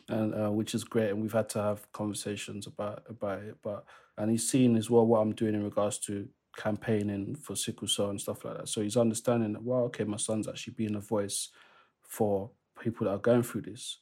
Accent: London, United Kingdom; the area where I grew up. So I'm from East London

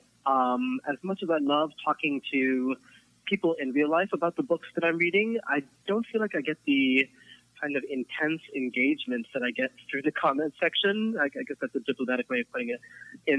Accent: Philadelphia, Pennsylvania, United States; I am from Philadelphia.

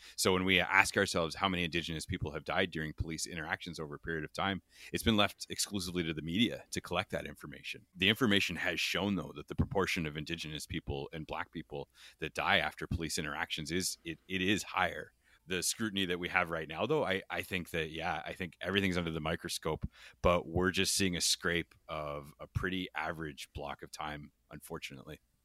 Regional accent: London, Ontario, Canada; I grew up in Julian Fantino's London, and it was right around the time that Dudley George died in Ipperwash

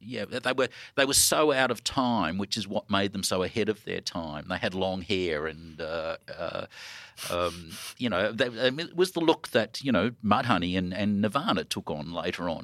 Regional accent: Melbourne, Victoria, Australia; I'm from Melbourne

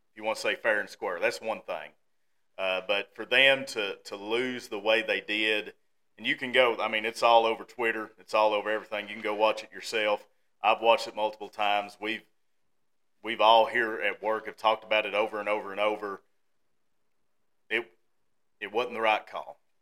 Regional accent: Hawkins County, outside Kingsport, Tennessee, United States; also born or lived in Blount County, Tennessee; I grew up 15 minutes outside of Kingsport. Went to Volunteer High School

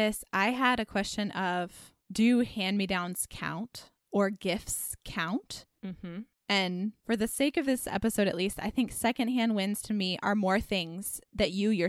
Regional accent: Dallas, Texas, United States; now in Carrboro, United States; growing up in Dallas

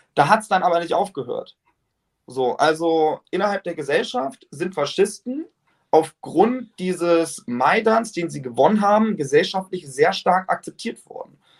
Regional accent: Germany; hier bei uns in Deutschland

